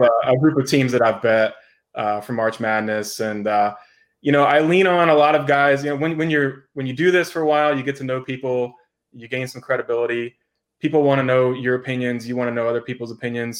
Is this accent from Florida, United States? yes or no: yes; Florida, United States; moved away as an adult; also born or lived in Las Vegas; moved back to Florida. Um, this is my home state. I was born here.